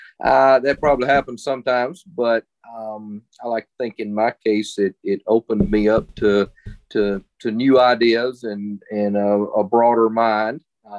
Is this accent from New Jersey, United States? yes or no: no; Mississippi, United States; I grew up in Mississippi